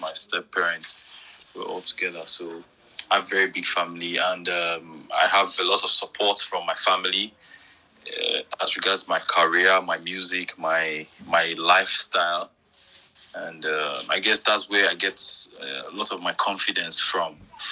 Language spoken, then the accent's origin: English; Warri, Delta, Nigeria; also born or lived in Lagos, Nigeria; I grew up in Warri. Like I said, I attended Mother Fredima Catholic Secondary School. I did my primary secondary school in Warri.